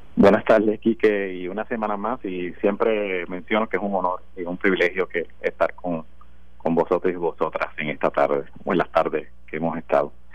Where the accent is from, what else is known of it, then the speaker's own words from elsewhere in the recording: Puerto Rico; Yo soy puertorriqueño.